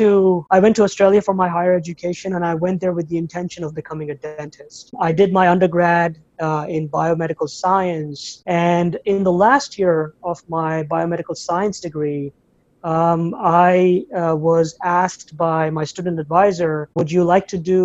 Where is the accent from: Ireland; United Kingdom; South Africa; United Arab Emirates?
United Arab Emirates; Abu Dhabi; moved away as an adult; now in United States; I was born in Abu Dhabi, United Arab Emirates, and I was raised there as well, up until the age of 18, 19.